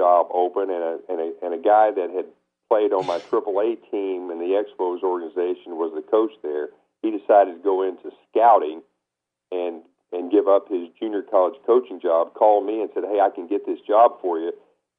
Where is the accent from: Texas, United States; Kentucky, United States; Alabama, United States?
Kentucky, United States; moved away as an adult; also born or lived in Lake Wales, Florida; growing up in Kentucky